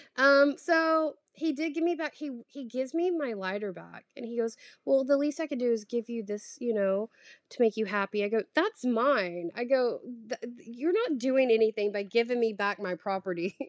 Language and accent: English; the South, United States; moved away as an adult; also born or lived in New York City; now in Paris, France; I'm from the South